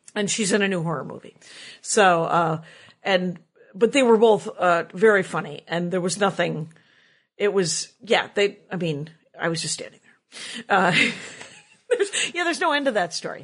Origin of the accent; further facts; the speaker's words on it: Milwaukee, Wisconsin, United States; growing up in Milwaukee